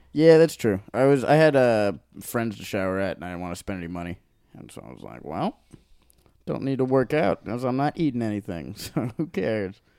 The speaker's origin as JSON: {"language": "English", "region": "Hawaii", "country": "United States", "tie": "born or raised there", "also_born_or_lived": "Long Beach, California / Maui", "moved": "as an adult", "lives_now": "Los Angeles, United States", "said": "I grew up in Hawaii"}